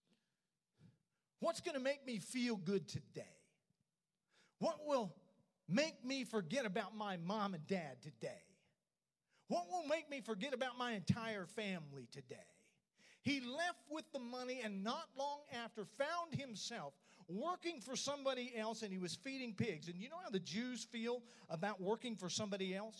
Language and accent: English; Oklahoma City, Oklahoma, United States; moved away; drive to Oklahoma City And that was my stomping ground